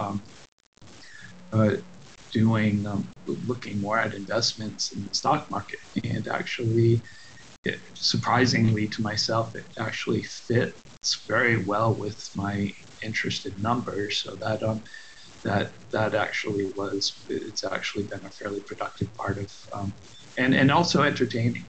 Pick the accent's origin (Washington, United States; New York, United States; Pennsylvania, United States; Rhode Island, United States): Rhode Island, United States; moved away as an adult; also born or lived in Hanover, New Hampshire; now in La Jolla, United States; I'm originally from Rhode Island, Kentucky, Rhode Island on the East Coast, and I've went to Tolman High School